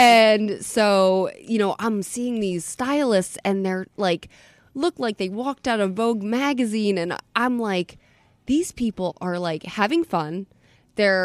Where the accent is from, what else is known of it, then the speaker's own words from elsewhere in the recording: Atlantic City, New Jersey, United States; also born or lived in Munich; now in Philadelphia, United States; I'm from Atlantic City. I grew up in Atlantic City